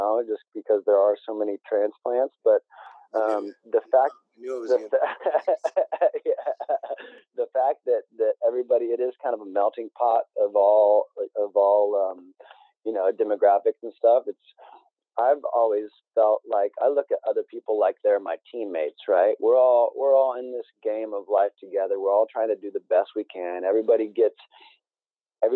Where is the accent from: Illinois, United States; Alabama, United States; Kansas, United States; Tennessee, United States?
Kansas, United States; Emporia; moved away as an adult; also born or lived in Venice Beach, California; I transferred from Kansas State back to my hometown of Emporia